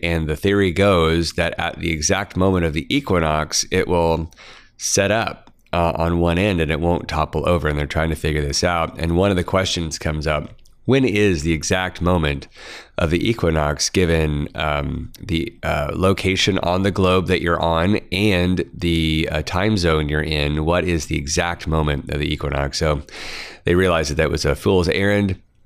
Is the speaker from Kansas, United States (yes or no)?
yes; Kansas, United States; growing up in Kansas, um, not a lot of mining that I grew up around.